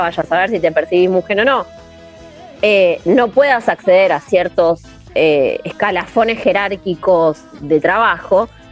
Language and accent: Spanish; Argentina; somos Argentina.